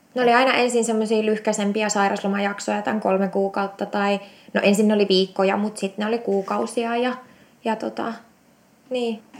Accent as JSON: {"language": "Finnish", "region": "Eastern Finland", "country": "Finland", "moved": "yes", "lives_now": "Espoo, Finland", "said": "Mä oon siis Itä-Suomesta kotoisin ja tota, se oli 2008, kun mä muutin, muutin pääkaupunkiseudulle"}